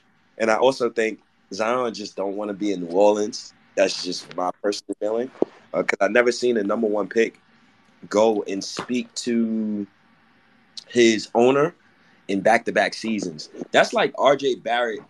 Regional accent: Ghana; I'm Ghanaian myself

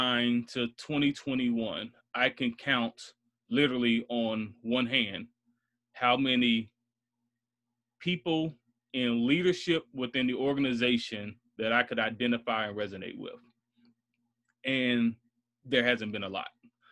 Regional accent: Bronx, New York, United States; born there; without understanding that I was born in the South Bronx. My dad moved to North Carolina because he was in the military.

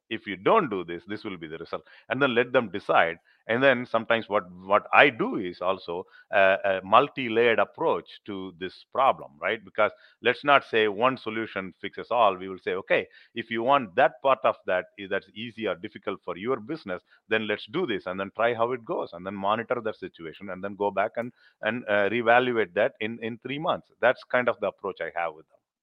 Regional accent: India; now in Middle Tennessee, United States; I'm, I'm, I'm from India

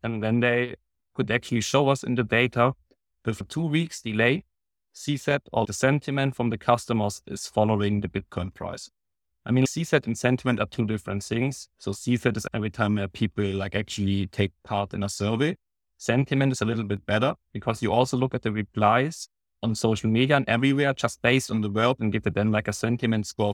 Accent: Baden-Württemberg, Germany; I'm from Germany, from Baden-Württemberg

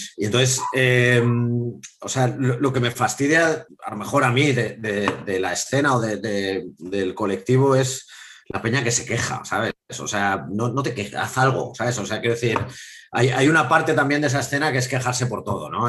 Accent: Madrid, Community of Madrid, Spain; soy madrileño

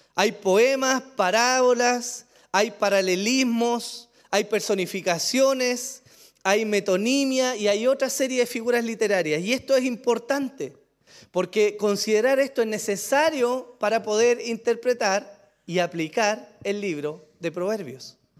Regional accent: Chile; pero somos chilenos, hermano, en su mayoría

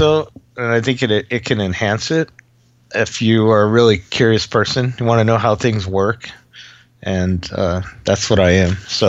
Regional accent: Los Angeles, California, United States; moved away as an adult; now in Utah, United States; I grew up in Los Angeles

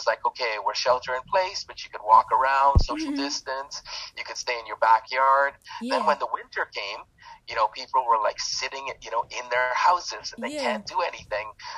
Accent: Toronto, Ontario, Canada; I'm from Toronto, Canada

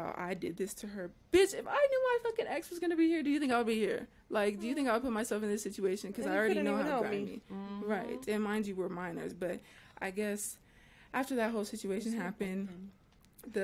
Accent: California, United States; we're all from California. We all live in California

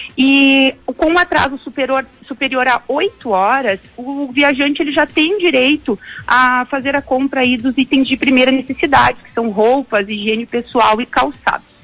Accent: Gaúcho, Rio Grande do Sul, Brazil; a gente é gaúcho

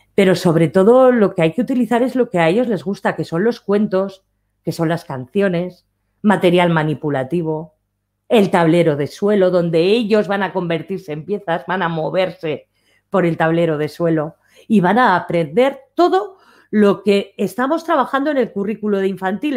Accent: Aragon, Spain; como buena maña que soy

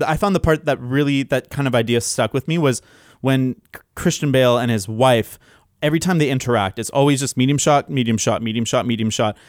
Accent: London, United Kingdom; accent: Cockney; a English person with a Cockney accent

